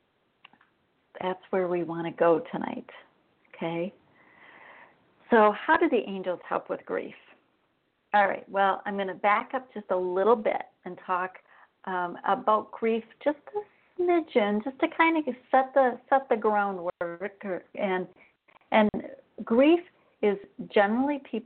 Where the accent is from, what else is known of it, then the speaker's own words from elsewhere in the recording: Wisconsin, United States; moved away as an adult; now in Arizona, United States; I grew up in Wisconsin. I'd been there for over 50 years